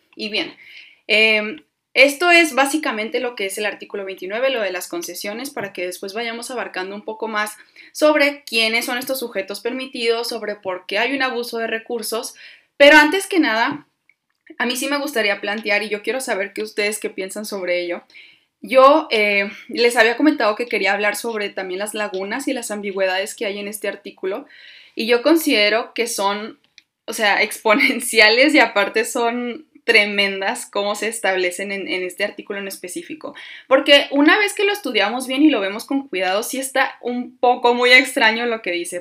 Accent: Mexico; nosotros como mexicanos

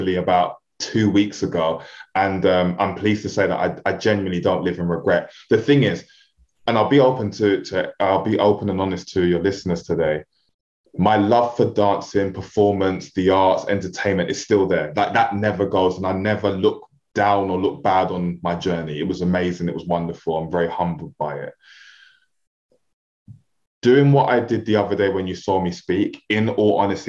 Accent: London, United Kingdom; If you couldn't hear it from the way I speak and my accent, I'm a real inner city kid, like super inner city

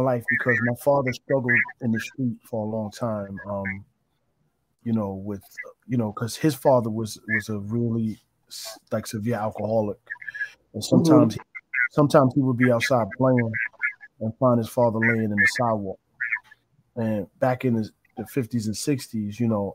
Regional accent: New Rochelle, New York, United States; from New Rochelle, New York, born and raised. I've been in New Rochelle for 40 plus years

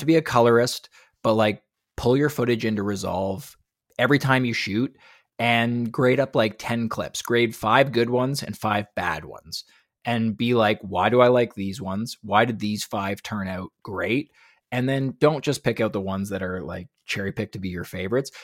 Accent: Canada; I'm from Canada

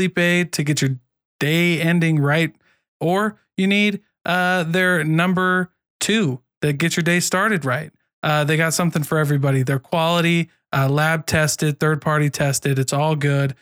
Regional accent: Iowa, United States; moved away as an adult; now in Utah, United States; I am from Iowa

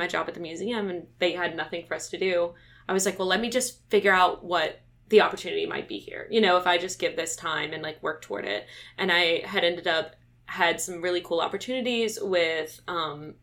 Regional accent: Baton Rouge, Louisiana, United States; I'm from Baton Rouge, Louisiana. I went to St. Joseph's. I went to LSU

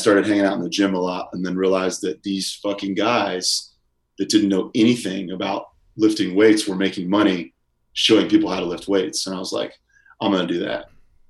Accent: Kansas City, United States; moved away as an adult; now in Los Angeles, United States; I grew up in Kansas City, lived there my whole life. Literally didn't travel at all. I was typical Midwestern, just stay put.

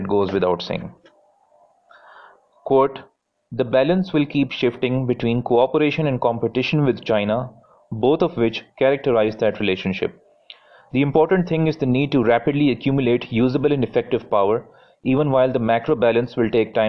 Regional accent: Pakistan; as a Pakistani observer of regional geostrategic affairs

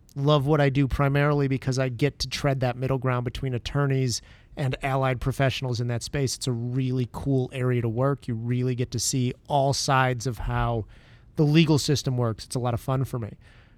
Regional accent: Detroit, Michigan, United States; moved away as an adult; now in Chicago, United States; I grew up in the Metro Detroit area, moved to Chicago for law school.

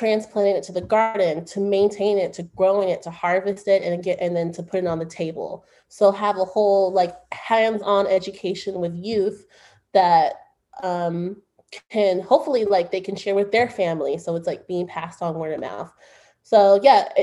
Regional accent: Oakland, California, United States; I'm from Oakland

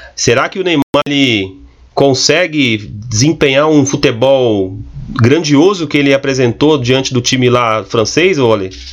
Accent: Barueri, São Paulo, Brazil; eu que sou aqui da cidade de Barueri

